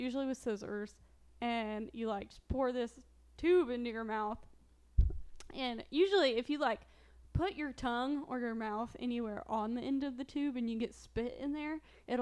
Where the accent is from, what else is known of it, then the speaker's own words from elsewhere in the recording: Midwest, United States; now in Missouri, United States; Growing up in the Midwest